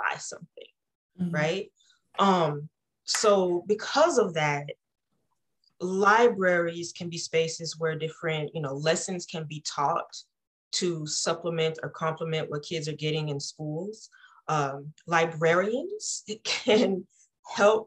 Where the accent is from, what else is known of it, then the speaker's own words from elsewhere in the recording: Deep East Texas, United States; as someone who grew up in a rural environment, I come from Deep East Texas